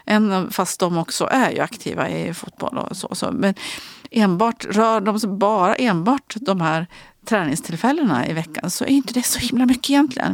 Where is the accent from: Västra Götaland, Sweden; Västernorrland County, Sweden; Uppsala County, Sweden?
Västernorrland County, Sweden; Ullånger; also born or lived in Örnsköldsvik; när vi flyttade till Ullånger från Övik när jag var liten kom jag så väg och jag var ju bara fem då